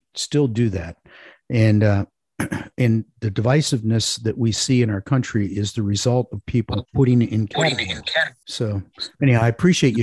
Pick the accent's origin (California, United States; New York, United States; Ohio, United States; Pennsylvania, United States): Ohio, United States; Parma; I grew up in Parma, Ohio, outside of Cleveland